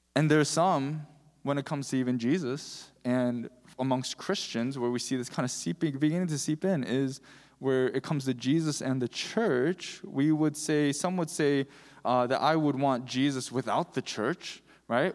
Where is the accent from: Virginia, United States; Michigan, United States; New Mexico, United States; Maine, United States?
Michigan, United States; I'm from Michigan